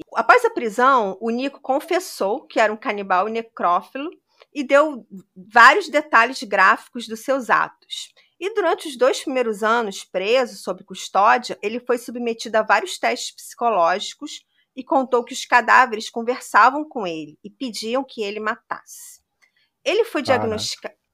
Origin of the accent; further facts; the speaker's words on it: Brazil; Como brasileiro